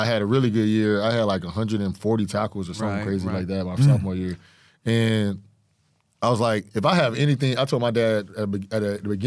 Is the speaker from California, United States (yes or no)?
no; Fort Lauderdale, Florida, United States; I'm from Fort Lauderdale, Florida